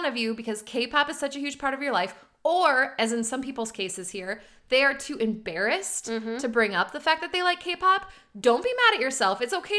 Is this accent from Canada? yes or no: no; Iowa, United States; this is coming from two girls who grew up in the Midwest. I grew up in Iowa in a town of 500 people.